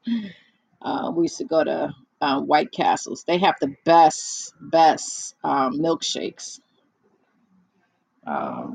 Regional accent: New York City, New York, United States; I was born and raised in the Bronx

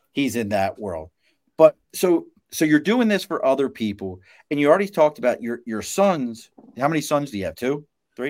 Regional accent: Baltimore, Maryland, United States; moved away; also born or lived in New York; I'm from Baltimore originally

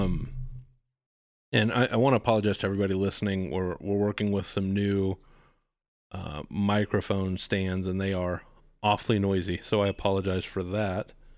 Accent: Dallas, Texas, United States; also born or lived in Austin / Philadelphia; I grew up in Dallas

